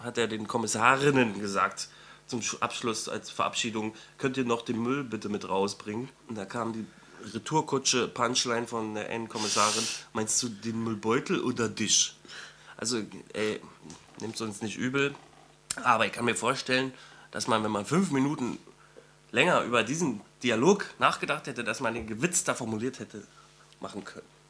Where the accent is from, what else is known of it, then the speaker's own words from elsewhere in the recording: East Germany, Germany; ich bin selber ein Ossi